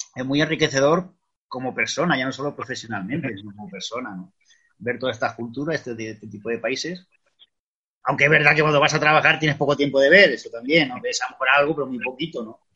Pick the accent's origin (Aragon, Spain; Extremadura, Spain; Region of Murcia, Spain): Extremadura, Spain; moved away; also born or lived in Madrid; he vuelto lo que es a la tierra, a mi tierra, que es Extremadura